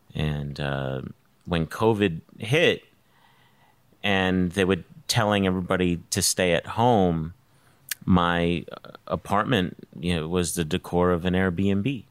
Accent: New York City, New York, United States; moved away as an adult; I'm from New York City

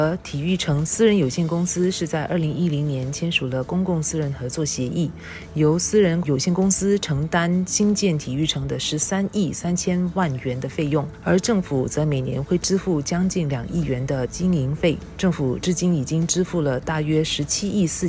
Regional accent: Singapore; 身为新加坡人，

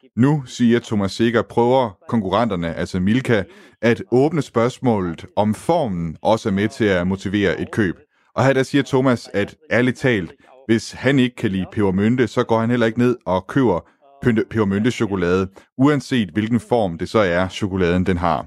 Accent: Denmark; som to danskere

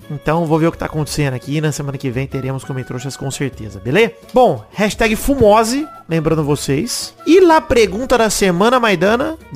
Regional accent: Rio de Janeiro, Brazil; Como bom carioca, eu cheguei já fazendo assaltos preventivos.

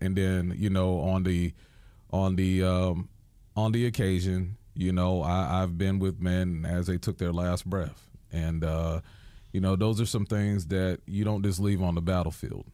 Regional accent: New York, United States; as a New Yorker

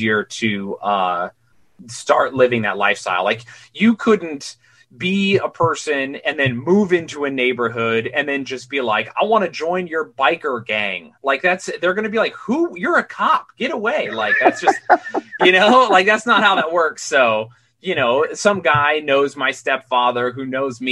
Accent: Utah, United States; now in New York, United States; I'm from Utah, which is really odd in its own special way

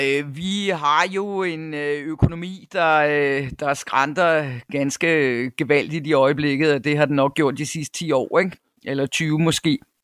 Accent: North Jutland, North Denmark Region, Denmark; moved away as an adult; also born or lived in Cyprus / United States / Copenhagen; now in South Africa; jeg er født i Nordjylland, hvor jeg også øh, tilbragte to teenageår. Men ellers så er det meste af min barndom øh, været i, i Nordjylland

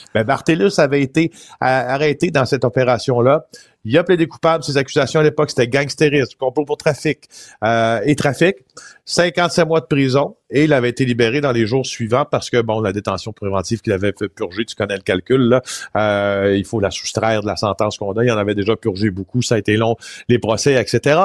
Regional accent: Témiscamingue, Quebec, Canada; je viens du Témiscamingue, d'accord? Une région que j'adore, euh, qui, où, j'ai eu une, enfance merveilleuse dans la nature

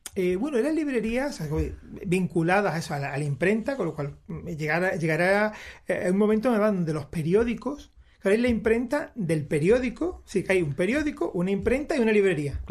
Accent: Málaga, Andalusia, Spain; uno de esos rasgos de la identidad malagueña que, tenemos que mantener

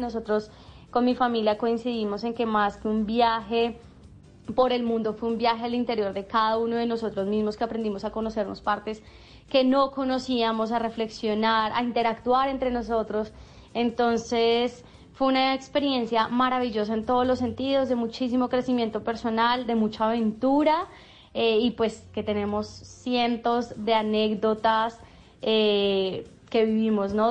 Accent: Colombia; nosotros como emprendedores colombianos

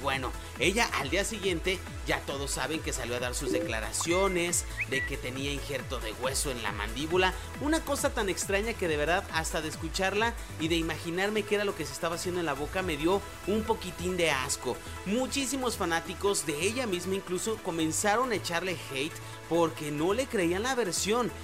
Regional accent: Mexico

